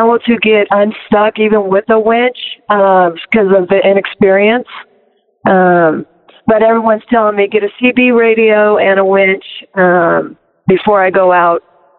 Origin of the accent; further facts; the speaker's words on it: Silicon Valley area, Northern California, United States; also born or lived in Long Beach, California; now in Big Bear, United States; Originally from Long Beach. That's where I was born, but I grew up in Northern California, Silicon Valley area, and I currently live in Big Bear, California.